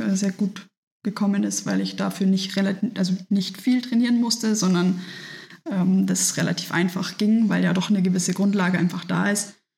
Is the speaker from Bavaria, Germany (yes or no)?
yes; Nuremberg, Bavaria, Germany; now in Munich, Germany; weil ich gebürtig aus Nürnberg komme und damals da schon früher beim Junior Challenge oft dabei war, also bei dem Triathlon für Kinder